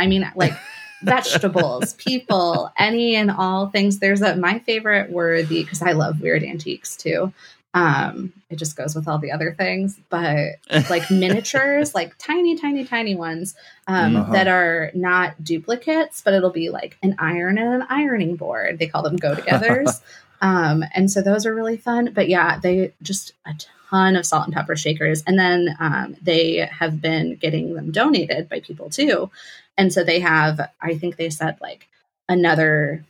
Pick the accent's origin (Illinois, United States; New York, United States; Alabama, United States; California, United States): Illinois, United States; Chicago; now in Iowa, United States; My family is from New England. So I grew up in Chicago